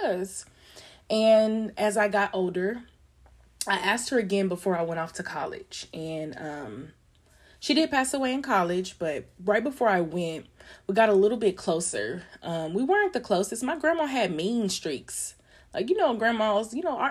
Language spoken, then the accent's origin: English; Longview, Texas, United States; I grew up in Longview